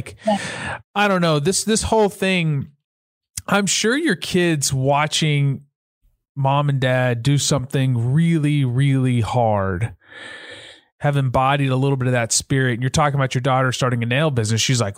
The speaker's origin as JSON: {"language": "English", "region": "the South", "country": "United States", "said": "I'm from the South."}